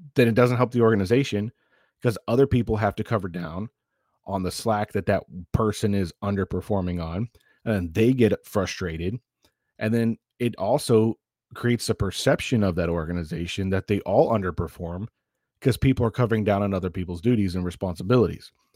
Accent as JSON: {"language": "English", "region": "the South", "country": "United States", "tie": "born or raised there", "also_born_or_lived": "northern New York", "moved": "yes", "said": "I grew up in the South"}